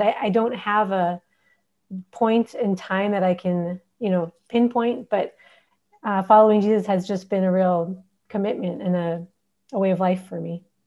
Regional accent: Minneapolis, Minnesota, United States; moved away as an adult; also born or lived in Horn of Africa; now in Djibouti; I'm an American. I grew up in Minneapolis, Minnesota

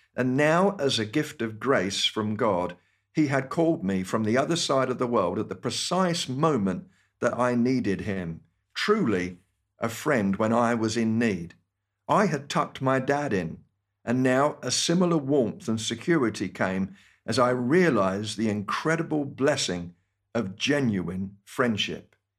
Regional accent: United Kingdom; accent: British; moved away as an adult; my British accent

